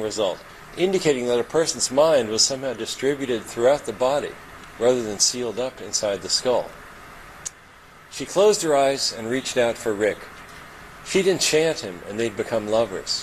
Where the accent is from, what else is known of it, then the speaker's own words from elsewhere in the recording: Kentucky, United States; moved away; also born or lived in Germany; I'm from Kentucky